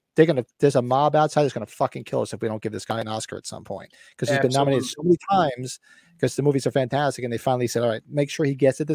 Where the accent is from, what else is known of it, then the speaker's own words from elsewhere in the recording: Edgewater, New Jersey, United States; now in Northeastern Pennsylvania, United States; I don't live in New Jersey anymore. I grew up in New Jersey. I grew up in Edgewater, New Jersey, which is the original Copland from the movie. I live in Northeastern PA.